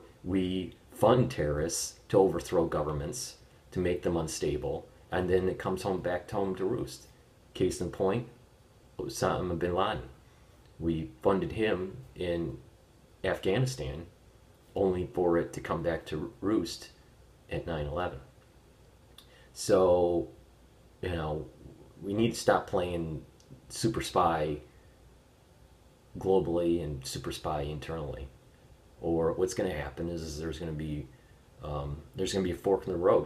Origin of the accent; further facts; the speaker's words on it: United States; as an American citizen